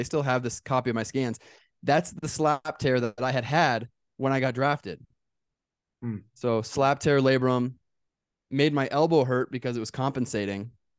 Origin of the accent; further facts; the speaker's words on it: California, United States; I grew up in Southern California.